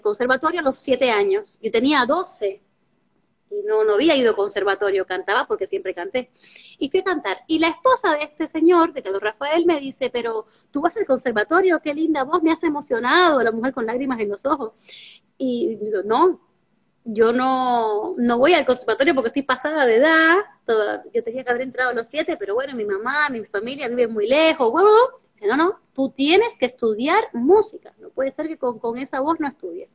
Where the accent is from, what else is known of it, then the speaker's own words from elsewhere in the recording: Cuba; now in Argentina; Representaba a la escuela, representaba a mi municipio, representaba a mi país, a Cuba. Soy cubana